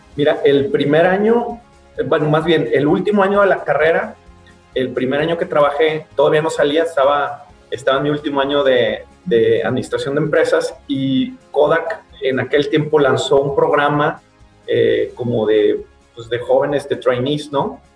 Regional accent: Tepic, Nayarit, Mexico; moved away; also born or lived in Guadalajara; Tepic, que es mi ciudad natal, donde está mi mamá ya viuda

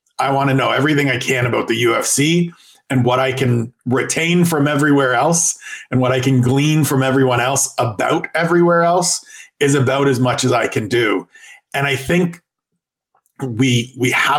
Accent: Canada; as a Canadian.

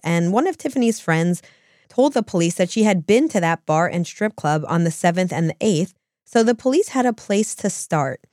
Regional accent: New Jersey, United States; we're from New Jersey

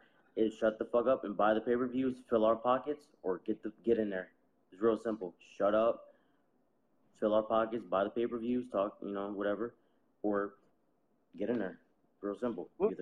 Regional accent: Camden, New Jersey, United States; Camden, yeah.

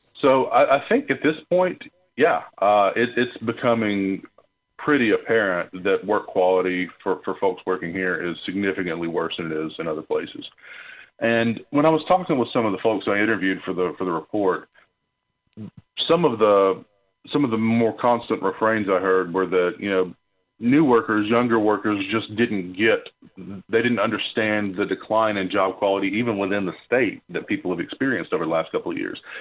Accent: Alabama, United States; born and raised in Alabama, went, went to law school here

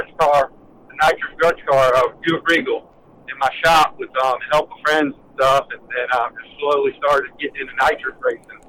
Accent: Orlando, Florida, United States; I was born in Orlando, Florida, and I pretty much, like, I would say I was born at Speed World, Orlando Speed World

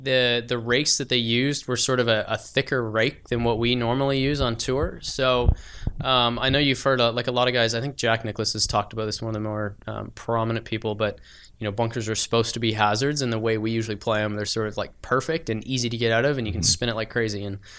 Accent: Canada; now in Phoenix, United States

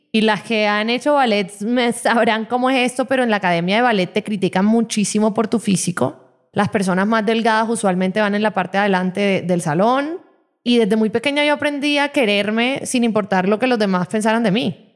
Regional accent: Barranquilla, Atlántico, Colombia; Yo vengo de una ciudad

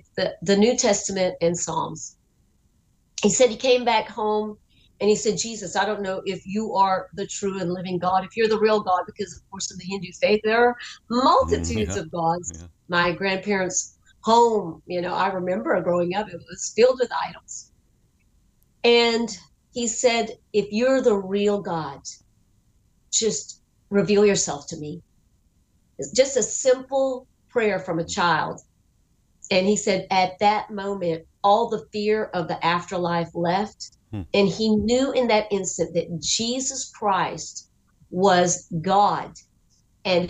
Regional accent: Guyana; moved away; also born or lived in Palm Beach / Dallas; my ancestral descent is from India. I was born in Guyana, South America.

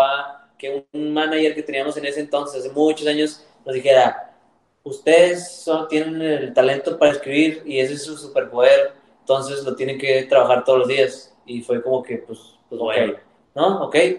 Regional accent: Monterrey, Nuevo León, Mexico; also born or lived in Miami, United States; now in Los Angeles, United States; nosotros somos de México, de Monterrey

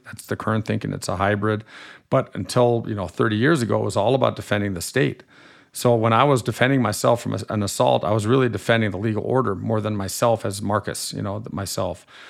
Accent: Germany; accent: slightly nasal; moved away as an adult; now in United States; I grew up in Germany till I was eighteen and I'm a German-American dual national

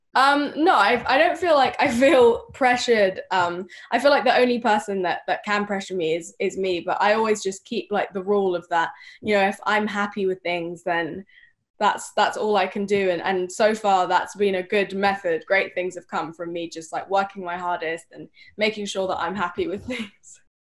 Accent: United Kingdom; also born or lived in Spain / Sweden; I'm British

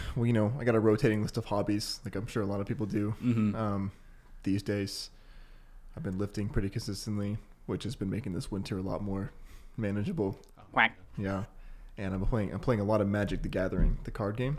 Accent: Wenatchee Valley, Washington, United States; I am a Tulalip tribal member although I grew up in the Wenatchee Valley

